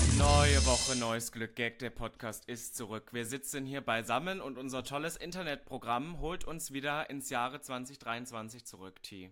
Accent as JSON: {"language": "German", "region": "East Germany", "country": "Germany", "said": "ich komme ja aus Ostdeutschland"}